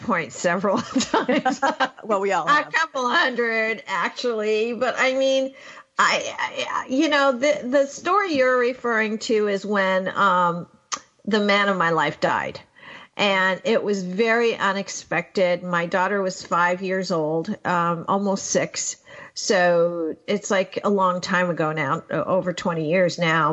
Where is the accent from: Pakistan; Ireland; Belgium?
Pakistan; I was born in 1958 in Pakistan